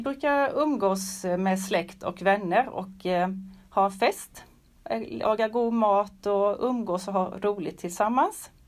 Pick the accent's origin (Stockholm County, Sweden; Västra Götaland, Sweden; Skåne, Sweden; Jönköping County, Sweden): Jönköping County, Sweden; Tenhult; jag kommer ifrån Tenhult